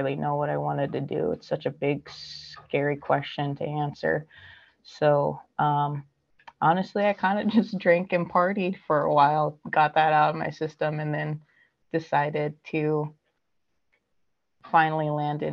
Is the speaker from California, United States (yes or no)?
yes; Southern California, United States; born and raised in Southern California